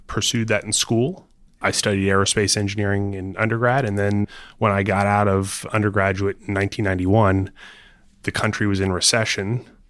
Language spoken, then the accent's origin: English; Florida, United States; I grew up in Florida